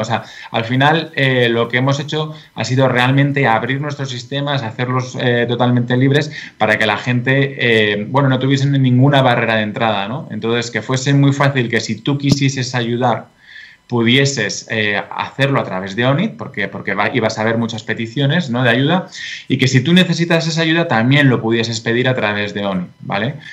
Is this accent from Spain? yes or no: yes; Spain; also born or lived in England / Brussels / China / United States; now in Madrid, Spain; soy de España y eh, estudié eh, económicas y derecho aquí en España